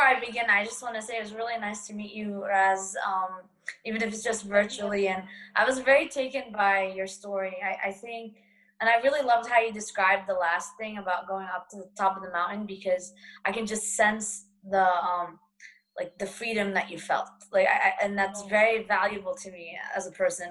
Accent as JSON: {"language": "English", "town": "Boston", "region": "Massachusetts", "country": "United States", "tie": "born or raised there", "said": "ever since I was a kid and growing up in Boston"}